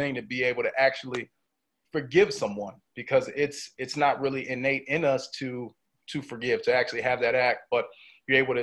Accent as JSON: {"language": "English", "town": "Auburn Hills", "region": "Michigan", "country": "United States", "tie": "born or raised there", "also_born_or_lived": "Pontiac, Michigan", "said": "So I was born in Pontiac, Michigan, which is about 45 minutes north of Detroit. And then I was raised in Auburn Hills."}